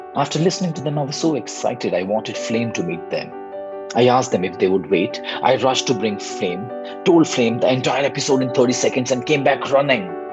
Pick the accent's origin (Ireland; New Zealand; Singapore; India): India; I'm from India.